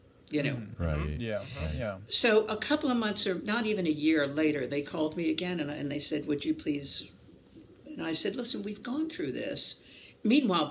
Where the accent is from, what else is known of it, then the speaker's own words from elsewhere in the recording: Maryland, United States; moved away as an adult; also born or lived in New York City / Connecticut; now in North Carolina, United States; I came from Podunk, Maryland